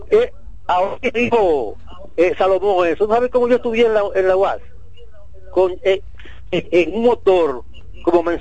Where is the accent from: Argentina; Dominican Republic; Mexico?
Dominican Republic; Santo Domingo, Distrito Nacional; yo tengo 46 años de edad. Yo soy nacido y criado en Villa Juana.